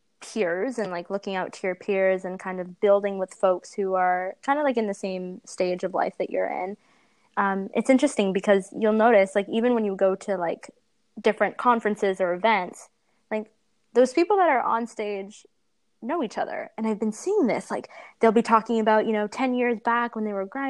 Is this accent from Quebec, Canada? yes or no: no; Ottawa, Ontario, Canada; So we're from Ottawa.